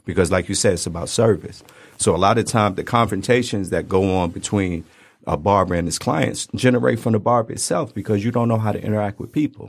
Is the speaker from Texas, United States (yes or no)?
no; Detroit, Michigan, United States; also born or lived in Brooklyn, New York; we moved out here and I went to school out here, went to barber school out here. So, three one three seven mile.